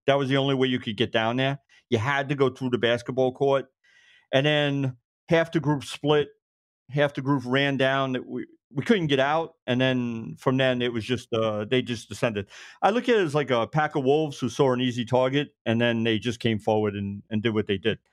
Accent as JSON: {"language": "English", "town": "Brooklyn", "region": "New York", "country": "United States", "tie": "born or raised there", "moved": "as an adult", "lives_now": "Suffolk County, United States", "said": "I'm born and raised in Brooklyn, living out, uh, Suffolk County now"}